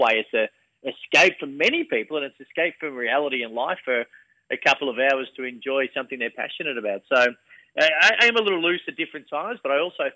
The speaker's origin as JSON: {"language": "English", "town": "Bacchus Marsh", "region": "Victoria", "country": "Australia", "tie": "born or raised there", "said": "where I grew up in Bacchus Marsh in the west of Melbourne"}